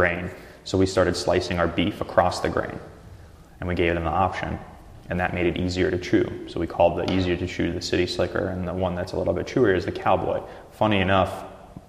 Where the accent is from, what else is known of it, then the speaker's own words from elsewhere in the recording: Russia; now in Portland, United States; My background's Russian, my family's Russian, I was born in Russia, so I grew up with like ethnic European style foods and meat